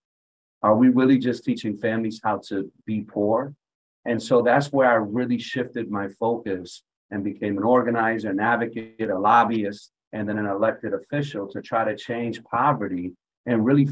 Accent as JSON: {"language": "English", "town": "Hartford", "region": "Connecticut", "country": "United States", "tie": "born or raised there", "said": "I had a very unique experience growing up in Hartford"}